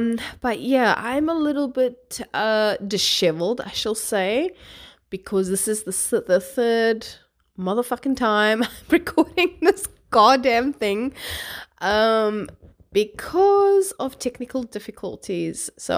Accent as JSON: {"language": "English", "town": "Cape Town", "region": "Western Cape", "country": "South Africa", "also_born_or_lived": "New Zealand", "moved": "as an adult", "said": "I'm originally from Cape Town, South Africa. Moved here when I was 19, I think. Well, moved to New Zealand, I should say, when I was 19. Lived there for 5 years, and here I am. So, yeah, my accent's a bit scrambled"}